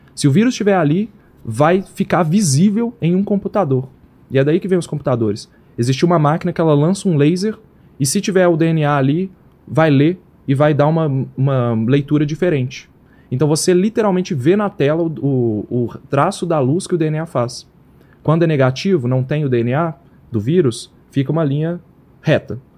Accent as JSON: {"language": "Portuguese", "town": "Belo Horizonte", "region": "Minas Gerais", "country": "Brazil", "said": "a gente é de Belo Horizonte"}